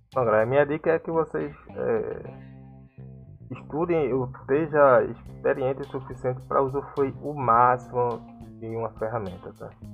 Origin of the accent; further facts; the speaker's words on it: Brazil; como nós brasileiros